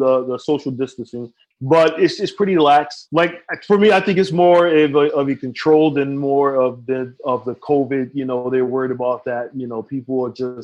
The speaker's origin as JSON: {"language": "English", "country": "United States", "tie": "born or raised there", "moved": "as an adult", "lives_now": "Philippines", "said": "America is my home"}